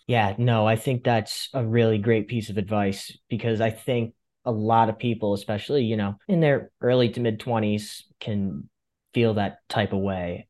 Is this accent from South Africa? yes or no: no; Fairfield County, Connecticut, United States; I'm from Fairfield County.